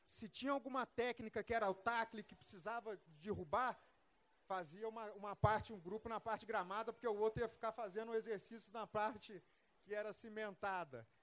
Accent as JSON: {"language": "Portuguese", "town": "Volta Redonda", "region": "Rio de Janeiro", "country": "Brazil", "tie": "born or raised there", "also_born_or_lived": "São José dos Campos", "moved": "yes", "said": "eu sou natural de Volta Redonda, e no, nos primeiros dias de aula me apresentaram à praça."}